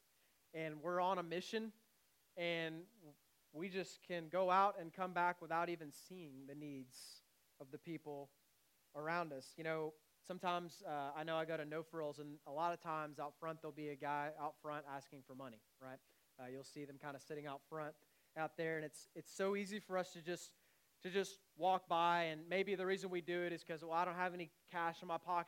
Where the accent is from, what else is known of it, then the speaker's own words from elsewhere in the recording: United States; now in Canada; I'm from the States